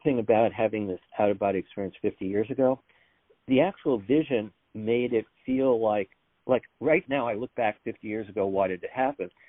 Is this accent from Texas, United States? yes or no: no; New York, United States; I'm from New York